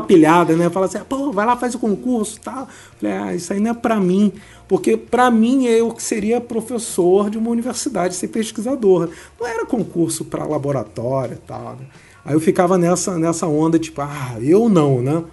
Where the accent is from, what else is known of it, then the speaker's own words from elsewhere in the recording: Rio de Janeiro, Brazil; sou do Rio de Janeiro, sou carioca, nasci no Rio e fiz Unirio